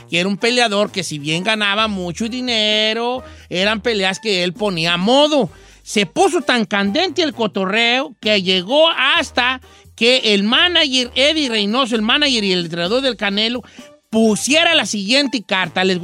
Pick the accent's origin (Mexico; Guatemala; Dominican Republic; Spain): Mexico; Como verdaderos aficionados al boxeo y como mexicanos deberíamos, estar deberíamos sentirnos orgullosos